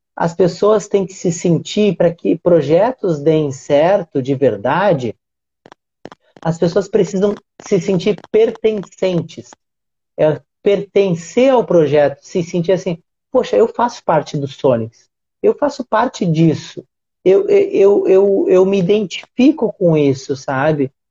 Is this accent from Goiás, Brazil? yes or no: no; Rio Grande do Sul, Brazil; now in Rio de Janeiro, Brazil; eu tô no Rio, no Rio de Janeiro, mas eu sou gaúcho